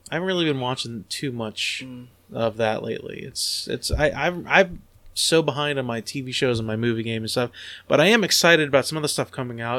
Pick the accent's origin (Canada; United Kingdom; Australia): United Kingdom; I'm British